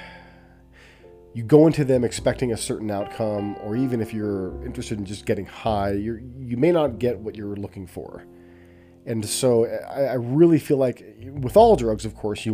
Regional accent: Southern California, United States; I was growing up in Southern California in a household with my mother and my twin brother and our dog Buster

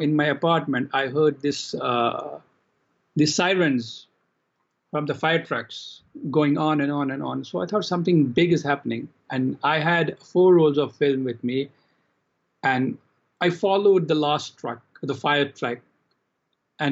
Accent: Jammu and Kashmir, India; also born or lived in Calcutta; when I was a teenager in Kashmir, my hometown.

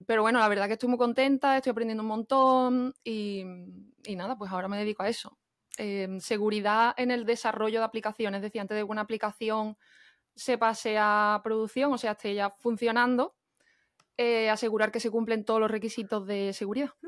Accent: Jerez de la Frontera, Andalusia, Spain; moved away as an adult; also born or lived in Madrid / Barcelona; now in Connecticut, United States; soy de Jerez, soy paisana de Andrea, de Cádiz también, y vivo aquí en Estados Unidos, en el estado de Connecticut

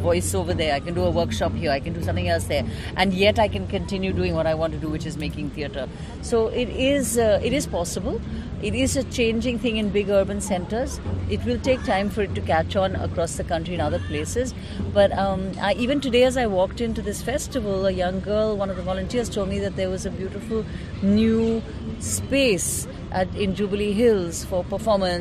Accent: India; being an Indian

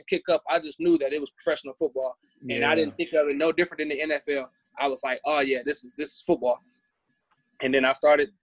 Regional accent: Detroit, Michigan, United States; I'm from Detroit

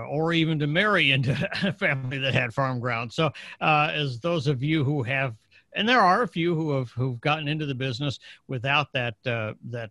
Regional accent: Northern Illinois, United States; I grew up in Illinois, in Northern Illinois

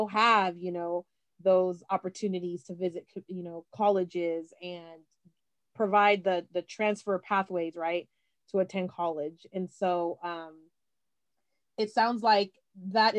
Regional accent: San Francisco, California, United States; I'm from San Francisco

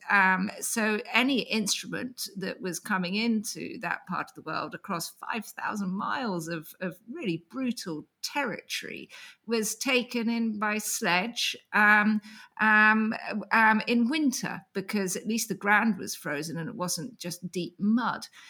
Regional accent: England, United Kingdom; I'm an English writer

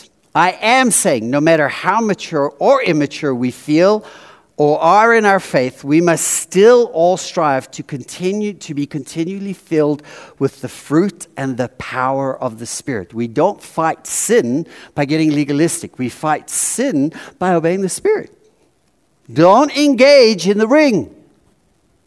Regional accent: South Africa; now in United States; I grew up in South Africa with really good chocolate, Cadbury, serious, really good. And I came to America.

